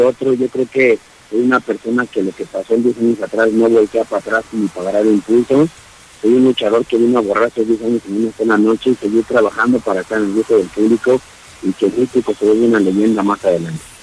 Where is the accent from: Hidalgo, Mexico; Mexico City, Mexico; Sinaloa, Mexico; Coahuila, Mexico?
Mexico City, Mexico; no soy de Guadalajara, Jalisco, soy de la Ciudad de México